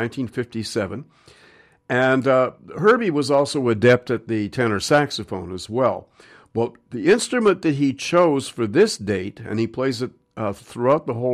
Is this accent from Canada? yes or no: yes; Montreal, Quebec, Canada; also born or lived in New York, United States; now in Vancouver, Canada; I grew up in Montreal in New York